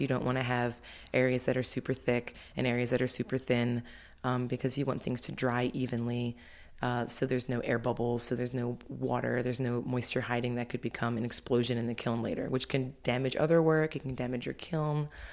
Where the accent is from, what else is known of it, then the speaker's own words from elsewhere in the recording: Baltimore, Maryland, United States; moved away as an adult; also born or lived in Philadelphia; I started taking classes at a local community college where I grew up in Baltimore.